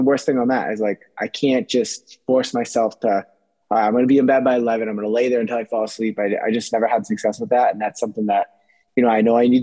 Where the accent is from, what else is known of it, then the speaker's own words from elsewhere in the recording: New Hampshire, United States; if you live in New England, I'm from New Hampshire